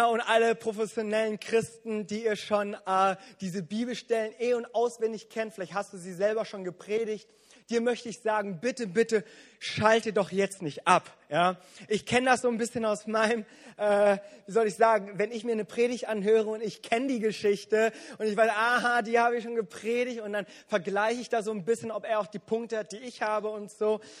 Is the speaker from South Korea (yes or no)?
yes; South Korea; wo ich als Koreaner und als Pastor immer wieder mit konfrontiert werde, wo es dann immer heißt, ihr Koreaner, ihr betet immer so viel